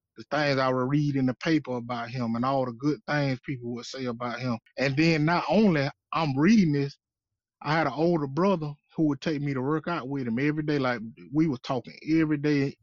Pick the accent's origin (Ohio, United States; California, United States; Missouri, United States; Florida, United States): Florida, United States; Quincy; I grew up in Quincy, Florida